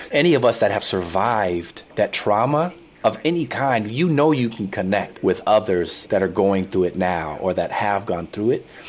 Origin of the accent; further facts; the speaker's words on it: San Diego, California, United States; I'm from San Diego originally, and I went to UCLA